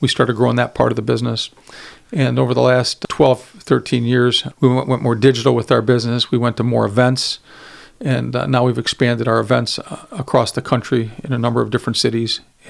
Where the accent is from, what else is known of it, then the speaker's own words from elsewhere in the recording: Lorain, Ohio, United States; I grew up in Lorraine, Ohio, blue collar town, about 30 minutes from here